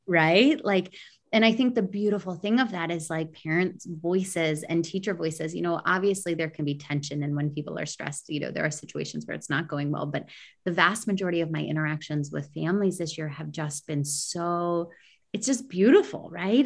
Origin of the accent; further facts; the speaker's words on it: United States; moved away; an American educator